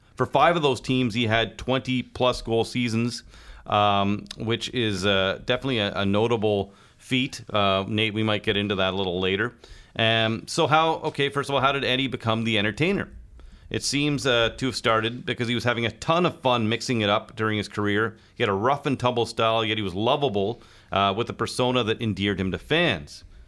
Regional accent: Kingston, Ontario, Canada; growing up in Kingston prior to the hyper sports media coverage

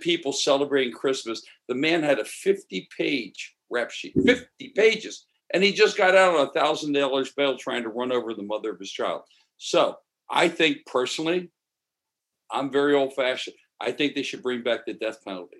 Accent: Philadelphia, Pennsylvania, United States; also born or lived in Maryland; now in Los Angeles, United States; I'm from Maryland originally. Well, my mother got remarried and moved to Philadelphia. So I would say probably my musical roots are more in Philadelphia

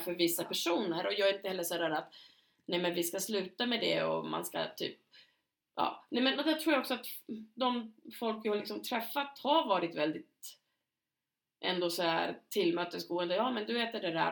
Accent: Knivsta, Uppsala County, Sweden; i lilla Knivsta där vi kommer ifrån, eller där vi lärde känna varandra och växte upp delvis

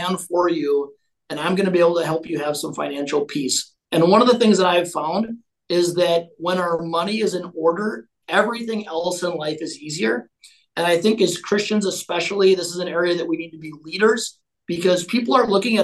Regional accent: Owatonna, Minnesota, United States; I was born and raised in Owatonna, Minnesota, little farming community, about an hour south of Minneapolis

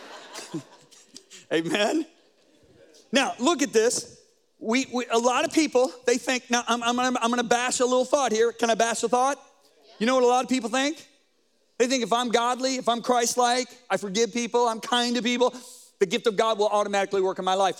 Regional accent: Colorado, United States; I'm from Colorado

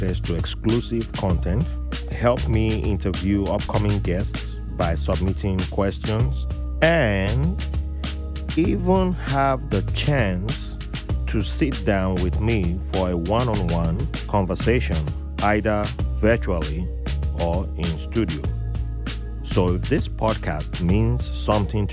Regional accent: southern Nigeria, Nigeria; now in United States; I was born in technically the northern part of the country, but it's the Christian northern part. So, but then I moved south, but I'm from the southern part of the country

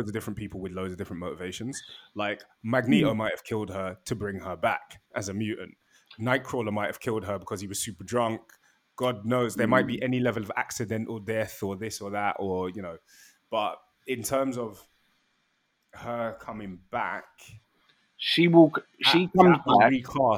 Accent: United Kingdom; me as a British person

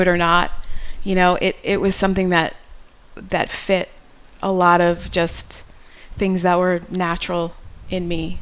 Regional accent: New York, United States; moved away as an adult; I grew up in New York

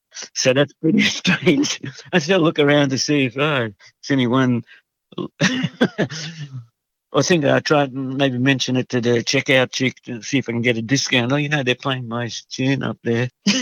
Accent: Hungary; born there; and just the excuse that I was born in Hungary was good enough.

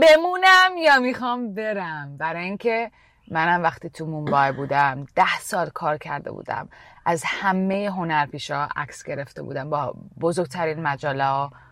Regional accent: Canada; moved away as an adult; also born or lived in Iran / India; now in United States; از ایران مهاجرت کردم 6 سالگی به کانادا

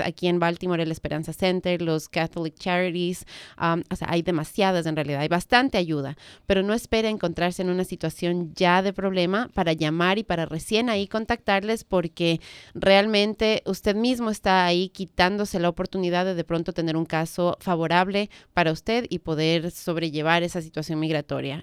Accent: Ecuador; now in Washington area, United States

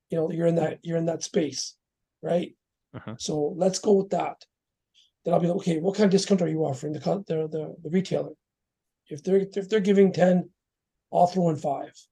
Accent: Canada; also born or lived in Surrey, British Columbia; I'm a Canadian-born Sikh.

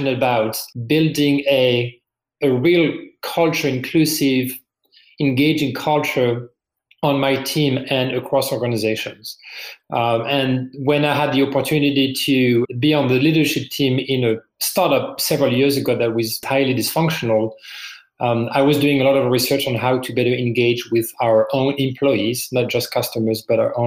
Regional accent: France; English is a second language; moved away as an adult; now in United States; As you can probably hear from my accent, I'm originally from France. I've been in the US for 18 years.

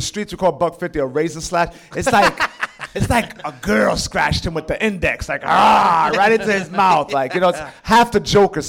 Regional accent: New York City, New York, United States; Look, well, Lower East Side has changed now. You go out there now, it's similar to Bedford Avenue.

